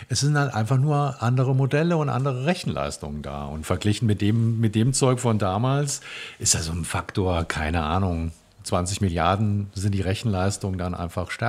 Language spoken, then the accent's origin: German; Biedenkopf, Hesse, Germany; ich komme ja aus Biedenkopf